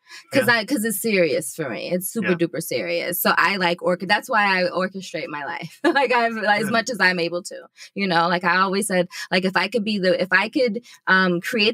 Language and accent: English; Richmond, Virginia, United States; I'm from Richmond, but I have lived all over the world. My father was in the Army.